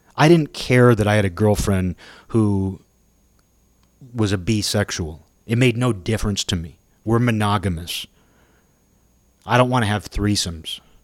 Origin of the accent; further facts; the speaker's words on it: Kirkland, Washington, United States; we drove by this park in my hometown